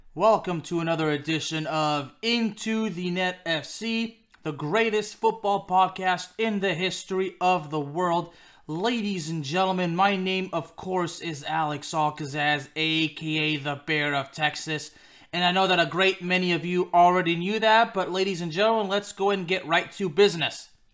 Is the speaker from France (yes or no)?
yes; Lyon, Auvergne-Rhône-Alpes, France; played in my hometown club of Lyon